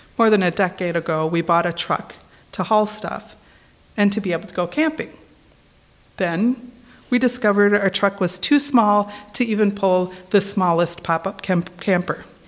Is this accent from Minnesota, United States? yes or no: yes; Minnesota, United States; moved away; I'm originally from Minnesota